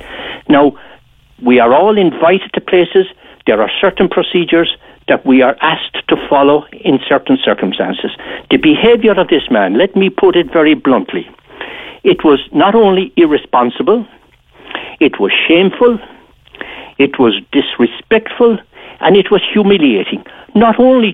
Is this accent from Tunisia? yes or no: no; Ireland